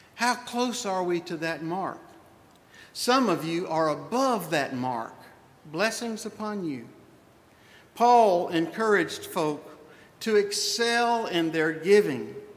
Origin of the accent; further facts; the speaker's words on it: the Old South, United States; I was raised in the Old South in the 50s, in the 60s